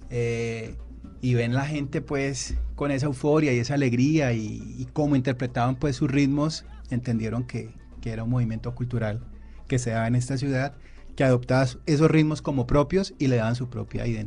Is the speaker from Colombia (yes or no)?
yes; Colombia